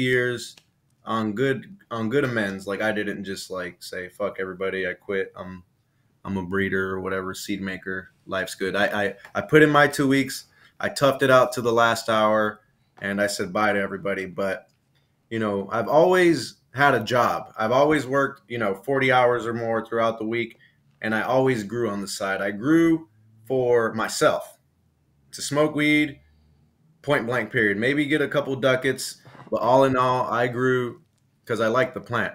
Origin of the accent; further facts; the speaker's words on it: Los Angeles, California, United States; also born or lived in Lynwood, California / Compton, California; I'm originally from South Central Los Angeles, which is right next door to Compton. I grew up on 111th in Avalon